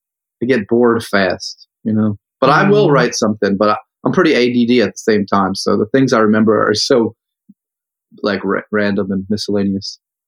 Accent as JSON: {"language": "English", "area": "Wawa country", "region": "Pennsylvania", "country": "United States", "tie": "born or raised there", "said": "Yeah, well, I grew up in Wawa country."}